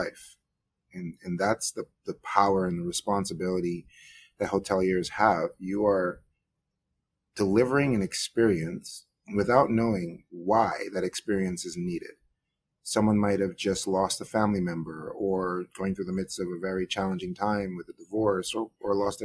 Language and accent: English; New York, United States; also born or lived in Guyana; I moved to New York when I was 8 years old